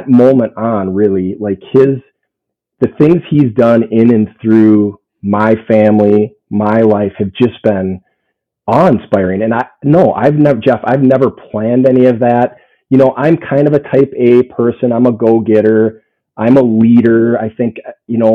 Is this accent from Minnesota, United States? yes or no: yes; St. Paul, Minnesota, United States; So I grew up in St. Paul, Minnesota, youngest of six kids